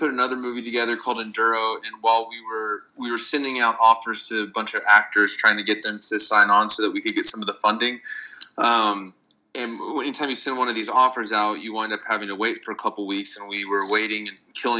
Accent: Central Texas, United States; growing up in Central Texas, the creepy, fun place was always a cave because there's caves everywhere.

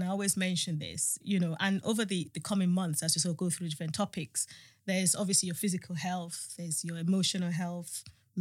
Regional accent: Nigeria; I'm a Nigerian woman, you know, I'm going to be 52

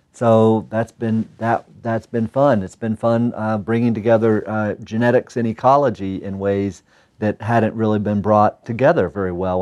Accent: North Carolina, United States; moved away as an adult; also born or lived in Utah / Michigan / Santa Cruz, California / Idaho; now in Missoula, United States; back east where I grew up in North Carolina

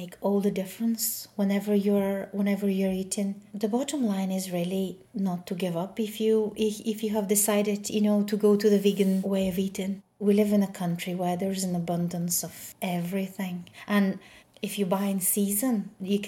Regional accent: Bulgaria; moved away; I grew up in Bulgaria

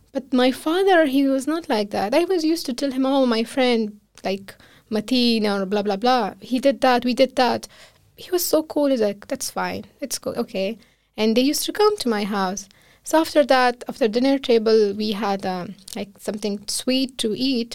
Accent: Kabul, Afghanistan; moved away as an adult; now in Iceland; I'm from another city, not from the capital of Afghanistan, which is Kabul, uh, but I grown up in Kabul

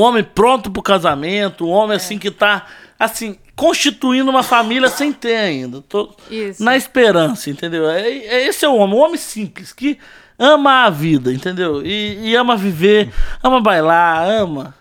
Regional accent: Volta Redonda, Rio de Janeiro, Brazil; nasci em Volta Redonda, Rio de Janeiro

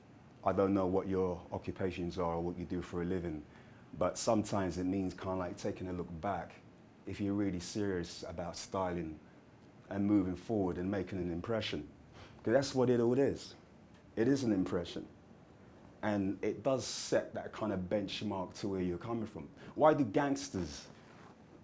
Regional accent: London, United Kingdom; when I was growing up as a kid, things like that really stood out to me because I'm from Hackney

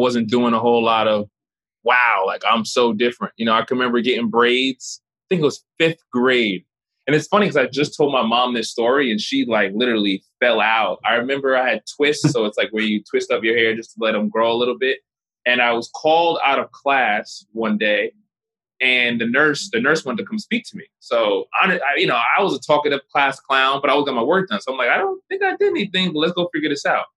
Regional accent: Oakland, New Jersey, United States; moved away; also born or lived in Newark, New Jersey; I grew up in Oakland, New Jersey

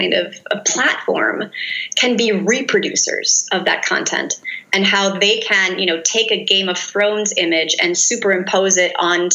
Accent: United States; an American researcher in Turkey

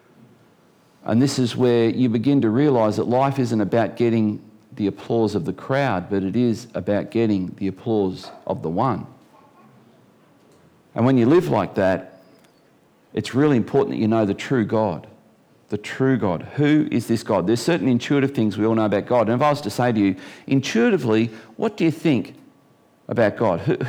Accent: Geelong, Victoria, Australia; now in Tasmania, Australia; I was born in Geelong

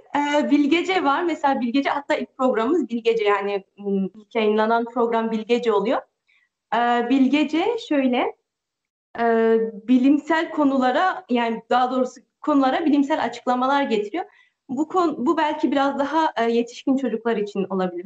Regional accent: France; also born or lived in Turkey; Ben de Fransa'dayım. Doğma büyüme buralıyım

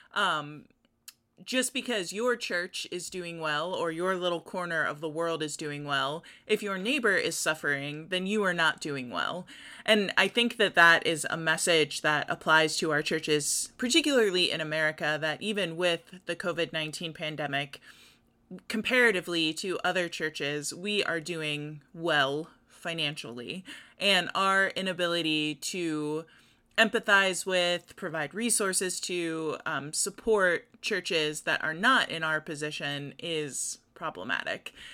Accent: United States; as American Christians

